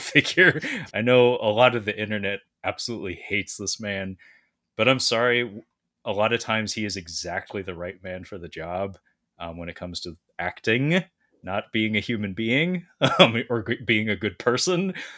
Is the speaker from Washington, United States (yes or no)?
yes; Washington, United States; from Aberdeen, Washington, uh, not my hometown, but my home state